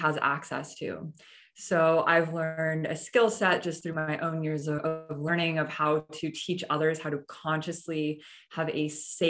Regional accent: Canada; moved away as an adult; now in Austin, United States; I recently just moved to Austin, Texas. I'm originally from Canada.

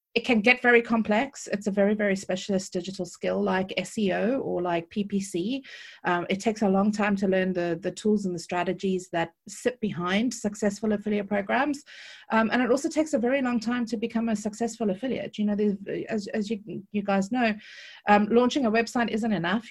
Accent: Cape Town, Western Cape, South Africa; accent: South African; moved away as an adult; now in United Kingdom; I was born and bred in Cape Town, and I've lived in the U K, uh, for the last eighteen years

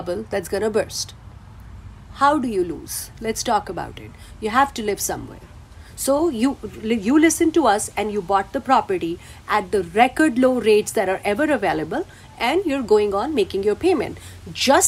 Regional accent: India; now in United States; I am from India

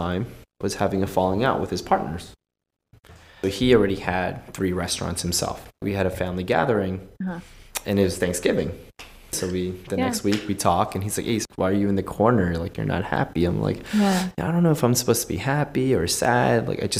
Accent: United States; I grew up in the States

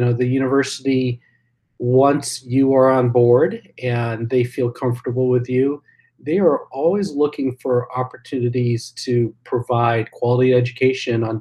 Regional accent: Champaign, Illinois, United States; I'm also a townie, if you can believe that. So I grew up in Champaign.

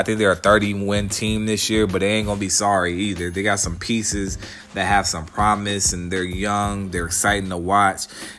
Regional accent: Atlanta, Georgia, United States; I'm from Atlanta. I currently reside in Atlanta

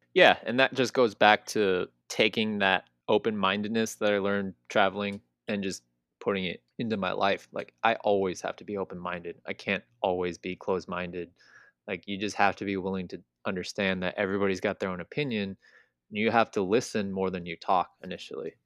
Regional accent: California, United States; growing up in California where everything's easily accessible

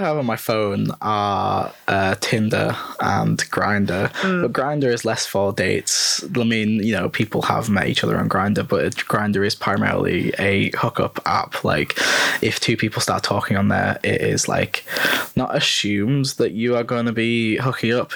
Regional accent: North West England, United Kingdom; moved away as an adult; now in Leeds, United Kingdom; I'm from the northwest of England

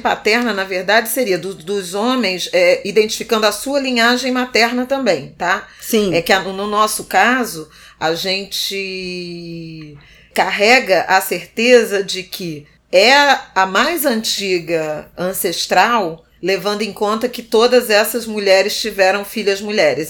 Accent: Rio de Janeiro, Brazil; Eu cresci num conjunto habitacional em Irajá

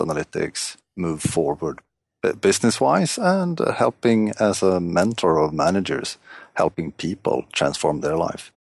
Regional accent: Stockholm, Stockholm County, Sweden; I'm, uh, from Stockholm, Sweden

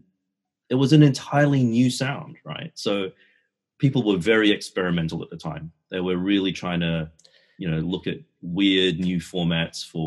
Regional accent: Australia; I grew up in Australia

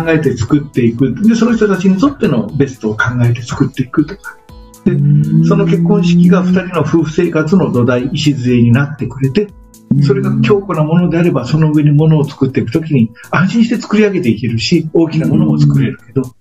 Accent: Miyagawa village, Osugidani, Mie, Japan; 僕の実家は宮ヶ村大杉谷っていうすごい田舎なので

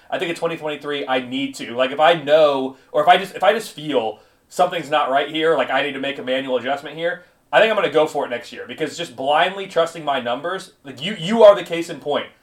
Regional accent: Indianapolis, Indiana, United States; my hometown of Indianapolis

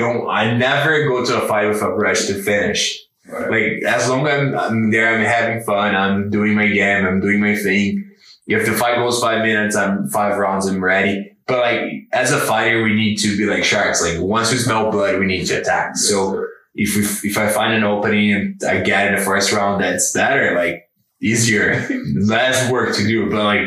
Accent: Brazil; now in Canada; And if fighting at home, like Brazil, I'm from Brazil, but like my fighting home, it's here.

